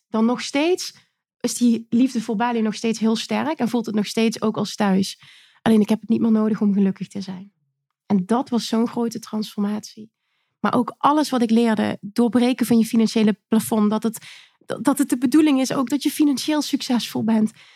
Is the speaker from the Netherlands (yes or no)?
yes; Limburg, Netherlands; Ik kom uit Limburg